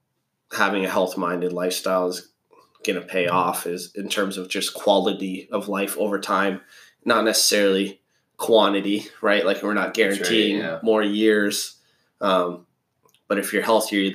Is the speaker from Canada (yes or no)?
yes; Canada; we're Canadian